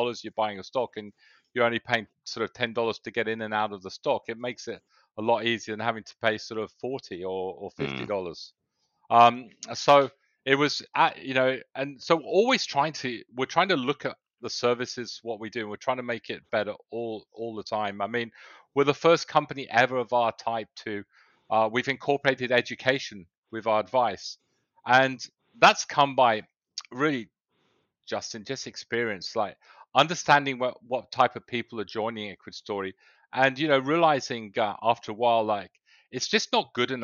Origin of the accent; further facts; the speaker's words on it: England, United Kingdom; moved away as an adult; also born or lived in south of Spain; now in Australia; I was born in England. I went to university, but then a lot of my business life started in the south of Spain